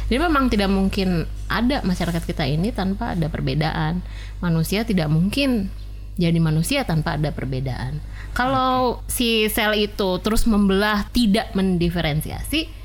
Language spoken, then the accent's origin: Indonesian; West Java, Indonesia; saya orang Sunda jadi saya pakai contoh orang Sunda ya